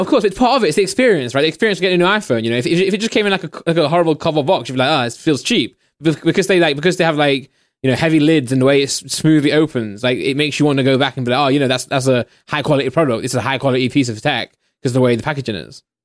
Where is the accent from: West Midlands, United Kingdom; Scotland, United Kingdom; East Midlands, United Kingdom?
East Midlands, United Kingdom; Derbyshire; I'm from Derbyshire, man. I'm from the countryside